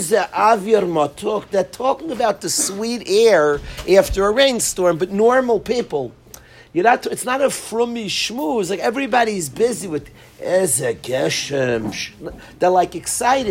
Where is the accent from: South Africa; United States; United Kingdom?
United States; I come from America